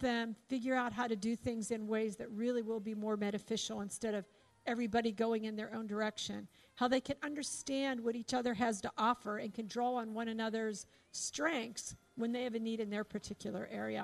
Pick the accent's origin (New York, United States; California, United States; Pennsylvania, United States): Pennsylvania, United States; Pittsburgh; moved away; I'm from Pittsburgh.